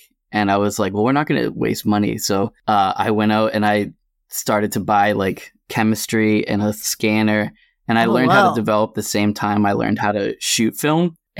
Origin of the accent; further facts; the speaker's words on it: Massachusetts, United States; I am a photographer from Massachusetts.